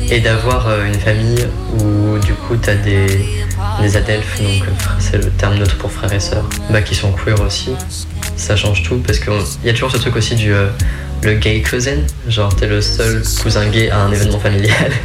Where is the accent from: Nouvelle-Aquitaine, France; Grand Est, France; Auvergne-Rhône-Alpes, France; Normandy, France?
Nouvelle-Aquitaine, France; Creuse; now in Lyon, France